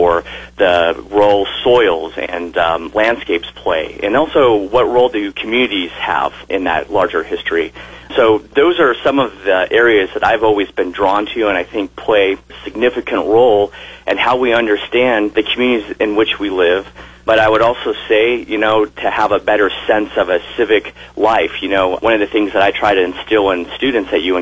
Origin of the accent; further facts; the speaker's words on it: southern Oregon, United States; now in Kearney, United States; I was born in Oregon and grew up in southern part of the state